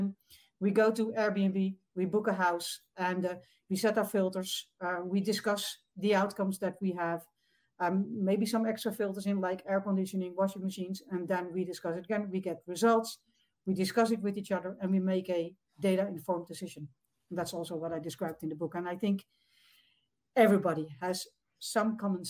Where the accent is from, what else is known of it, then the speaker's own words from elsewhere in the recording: Netherlands; from the Netherlands, across the ocean, way across